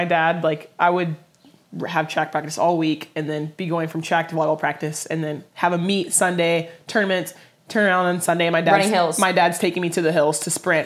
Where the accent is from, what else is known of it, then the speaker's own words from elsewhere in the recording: Dallas, Texas, United States; also born or lived in Austin, Texas; I was born in Austin, Texas, grew up in Dallas